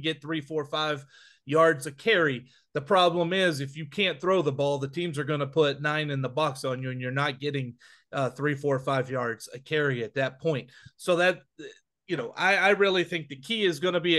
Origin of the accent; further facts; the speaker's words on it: Wichita Falls, Texas, United States; my hometown of Wichita Falls